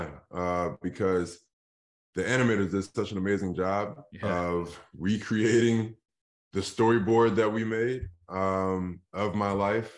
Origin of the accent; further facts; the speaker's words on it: Philadelphia, Pennsylvania, United States; I grew up in Philadelphia